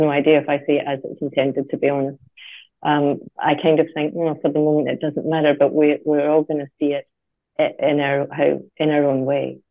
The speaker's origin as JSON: {"language": "English", "region": "Scotland", "country": "United Kingdom", "tie": "born or raised there", "moved": "yes", "said": "When I was growing up in Scotland"}